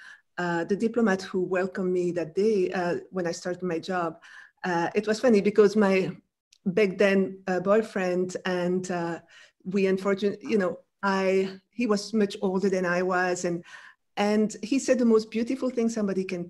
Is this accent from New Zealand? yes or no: no; Brussels, Brussels-Capital Region, Belgium; first language French; English is a second language; moved away as an adult; also born or lived in France; now in United States; I grew up in Belgium, in Brussels, in French. So my first language is French.